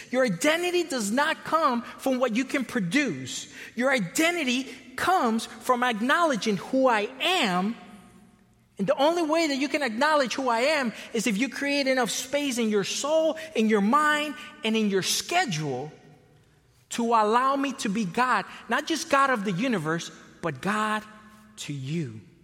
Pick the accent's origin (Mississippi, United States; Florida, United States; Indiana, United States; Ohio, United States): Florida, United States; also born or lived in Costa Rica / California; now in Chicago area, United States; I was born in Costa Rica. I was raised in Florida, spent a long time in California